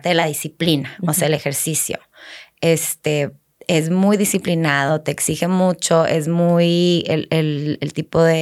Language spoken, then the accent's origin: Spanish; Laredo, Texas, United States; born there; nací en Laredo